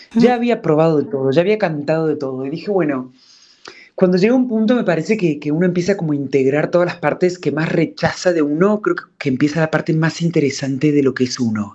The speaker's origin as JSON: {"language": "Spanish", "region": "Córdoba", "country": "Argentina", "tie": "born or raised there", "also_born_or_lived": "Buenos Aires, Argentina / Mexico", "moved": "as an adult", "lives_now": "Madrid, Spain", "said": "yo nací en Córdoba y me fui a los 18, me fui a Buenos Aires."}